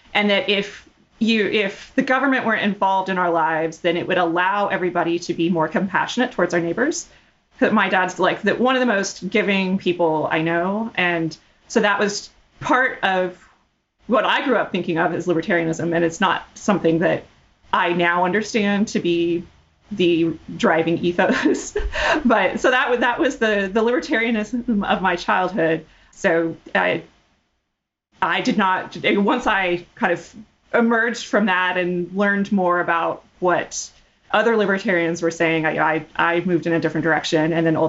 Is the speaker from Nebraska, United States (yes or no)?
no; Fort Worth, Texas, United States; also born or lived in Houston; I was born in Houston. Mostly, we moved around a lot when I was growing up, but most of my like core formative childhood was in Fort Worth. Texas roots, although we lived all over the place.